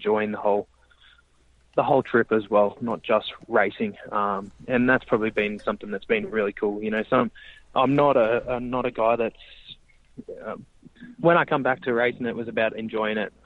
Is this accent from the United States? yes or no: no; Australia; moved away; We're sitting around a barbecue trying to get in the aircon or sit in the pool at Christmas time in Australia